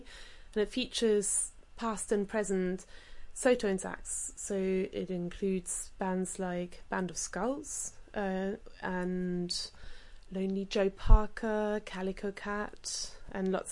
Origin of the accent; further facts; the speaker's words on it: Germany; moved away; having grown up in Germany playing the accordion